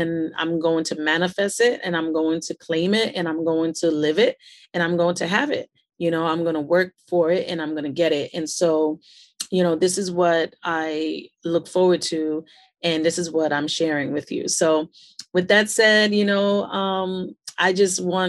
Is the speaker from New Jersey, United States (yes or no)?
no; New York City, New York, United States; also born or lived in Queens, New York; I was born and raised in Brooklyn, New York City